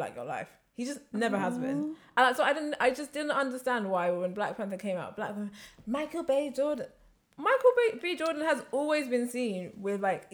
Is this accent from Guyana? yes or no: no; London, United Kingdom; I was born here.